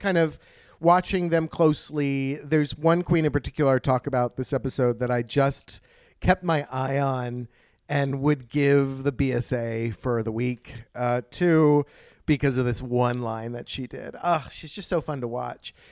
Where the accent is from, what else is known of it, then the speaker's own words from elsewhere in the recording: United States; as an American